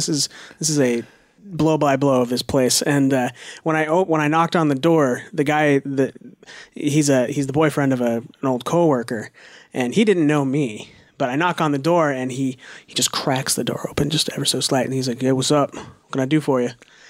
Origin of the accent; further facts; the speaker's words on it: Tumwater, Washington, United States; I grew up in Tumwater